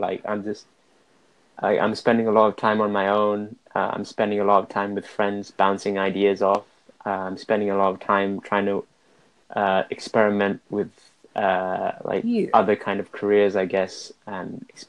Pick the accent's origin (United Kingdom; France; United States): United Kingdom; Cardiff, Wales; I'm from Wales, Cardiff.